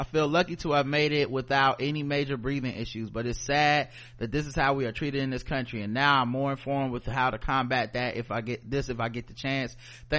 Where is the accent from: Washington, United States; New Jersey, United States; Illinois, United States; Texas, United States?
Texas, United States; Beaumont; I grew up in Beaumont, Texas, with a great petroleum plant. I mean, giant petroleum plant less than 5 miles from my mother's house and the college of the city.